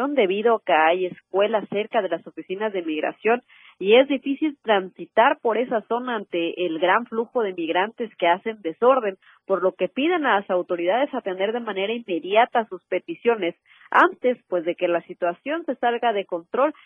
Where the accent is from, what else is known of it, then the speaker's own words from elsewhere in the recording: Mexico; nosotros como mexicanos